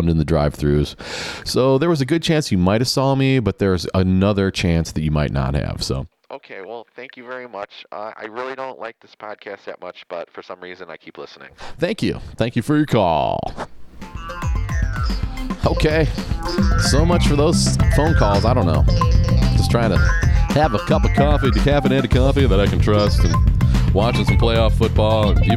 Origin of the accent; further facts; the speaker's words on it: Paramount, Ohio, United States; now in Marietta, United States; I'm originally from Paramount, but um, Paramount, Ohio. But I moved to Marietta uh, with my husband about nine years ago